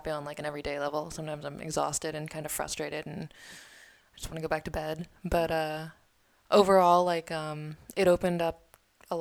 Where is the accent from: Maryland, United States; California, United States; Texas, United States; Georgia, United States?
California, United States; San Diego; I grew up in San Diego.